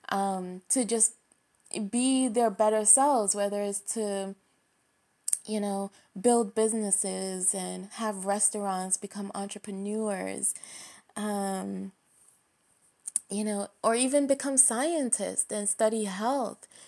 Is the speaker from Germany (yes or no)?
no; Jamaica; personally speaking, I'm Jamaican. I know you can't tell from my voice, but I am.